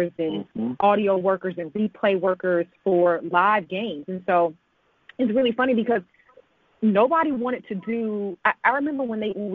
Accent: Atlanta, Georgia, United States; moved away; I'm from Atlanta, Georgia. I'm actually from East Atlanta, Decatur area.

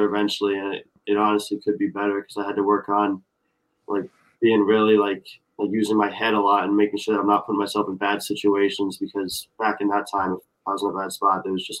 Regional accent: Massachusetts, United States; growing up in Mass

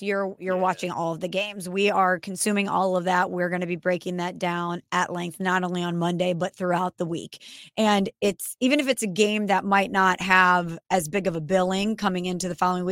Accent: St. Louis, Missouri, United States; I'm from St. Louis

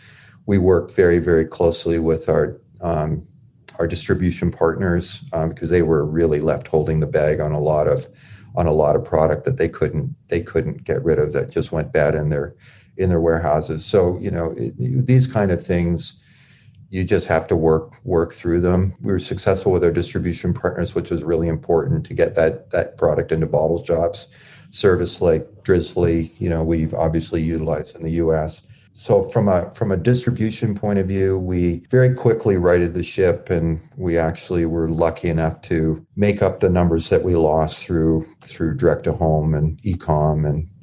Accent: Canada; We did a voter registration because we're Canadian, but we are active in politics.

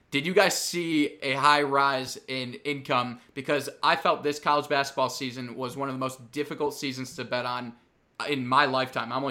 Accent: Chicago, Illinois, United States; Very biased fan group since we're all from Chicago

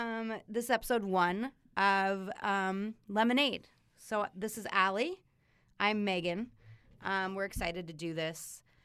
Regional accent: Colorado, United States; But I grew up in Colorado. I was there my entire life.

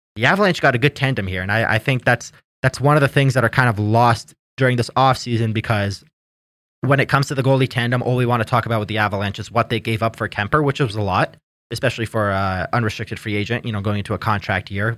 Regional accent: Canada; I'm Canadian

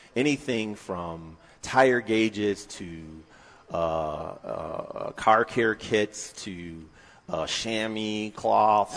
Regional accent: North Carolina, United States; now in Michigan, United States; I'm originally from North Carolina

